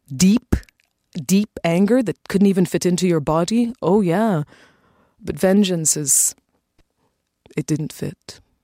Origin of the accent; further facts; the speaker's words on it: Toronto, Ontario, Canada; It was great growing up in Toronto. We came to Canada in 1969, just before I turned eight years old